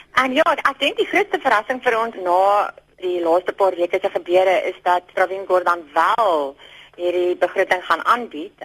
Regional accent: South Africa; ons as as Suid-Afrikaners

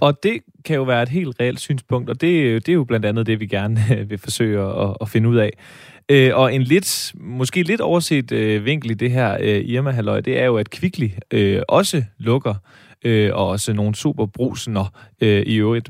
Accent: Denmark; ærkejyde, født og opvokset i Jylland og aldrig øh, øh, øh sat sin ben, det er ikke helt rigtigt, men aldrig boet andre steder

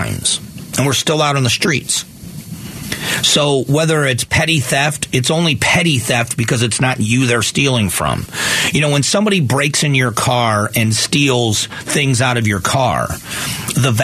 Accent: near Tampa, Florida, United States; now in Phoenix, United States; I grew up near Tampa, almost in between as far as mileage goes, almost exactly between Miami and Tampa

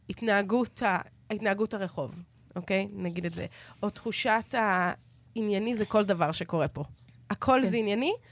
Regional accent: Israel

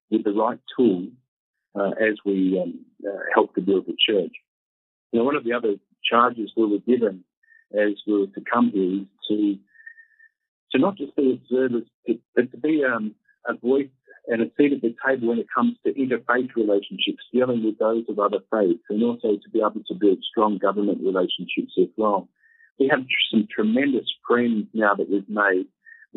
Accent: Tasmania, Australia; also born or lived in Melbourne, Australia; now in Kenya; I mentioned that I was from Tasmania originally. I grew up in Tasmania

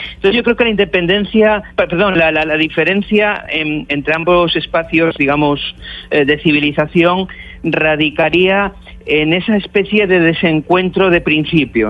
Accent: Cantabria, Spain; Yo, yo soy cántabro

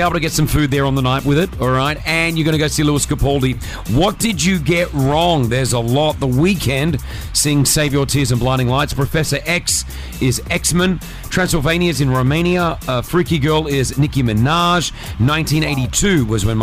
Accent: Australia; when I grew up in Australia, we didn't really celebrate Halloween.

